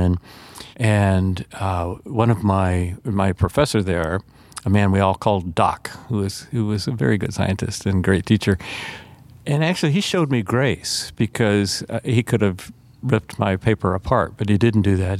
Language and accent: English; Atlanta, Georgia, United States; I grew up in Atlanta, Georgia